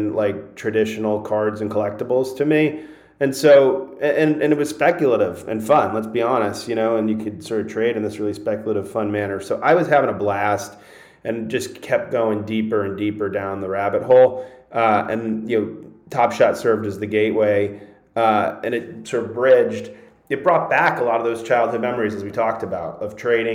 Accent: Connecticut, United States; I grew up in Connecticut

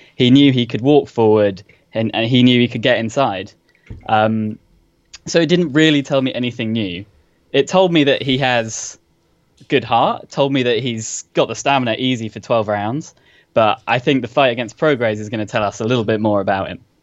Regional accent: London, United Kingdom; accent: posh; now in Southampton, United Kingdom; originally from London

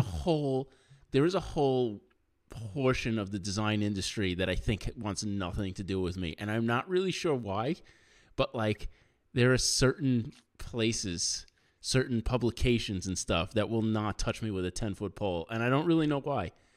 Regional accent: New York, United States; growing up in New York, like, when I was a kid

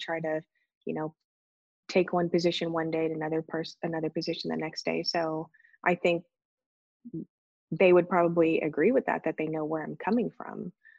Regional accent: Youngstown, Ohio, United States; Well, yeah, I mean, Youngstown, both of my parents worked in a steel mill. Both of my grandparents, or grandfathers, I should say, worked in a steel mill.

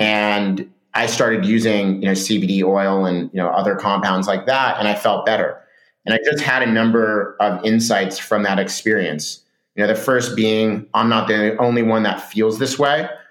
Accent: Laguna Beach, California, United States; moved away as an adult; also born or lived in San Francisco; I grew up in Southern California in a, in a, surf town called Laguna Beach

